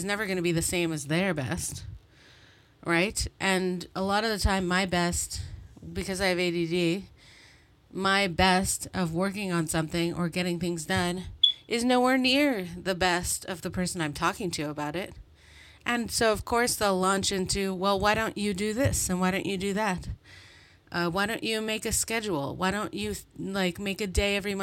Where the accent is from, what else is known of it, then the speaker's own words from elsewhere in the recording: Montreal, Quebec, Canada; I'm from Montreal